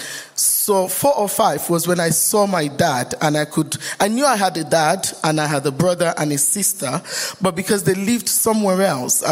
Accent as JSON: {"language": "English", "region": "Lagos", "country": "Nigeria", "tie": "born or raised there", "also_born_or_lived": "Ondo State, Nigeria", "moved": "yes", "lives_now": "Bolton, United Kingdom", "said": "By the way, I'm from Nigeria, just in case you don't know. We do states, and I'm from Ondo states"}